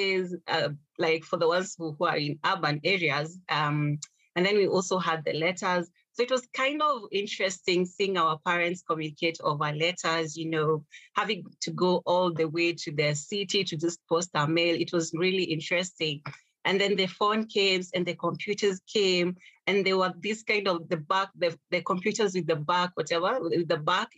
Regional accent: Kenya; growing up in Kenya

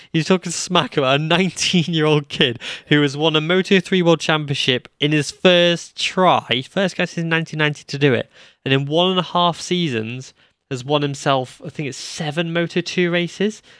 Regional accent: United Kingdom; I'm British

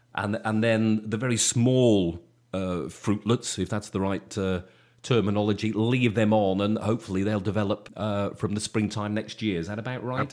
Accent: Shropshire, West Midlands, United Kingdom; coming from, um, from Shropshire when I was a kid

